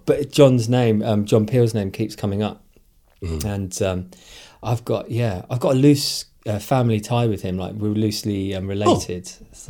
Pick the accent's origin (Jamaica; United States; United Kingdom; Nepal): United Kingdom; Derry, Northern Ireland; born there; I was born in Derry in 19, whatever it was.